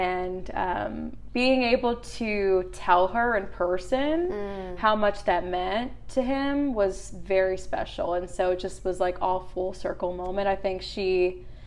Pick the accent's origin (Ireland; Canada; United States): United States; New Jersey; moved away as an adult; also born or lived in Eugene, Oregon; now in Nashville, United States; I'm from Jersey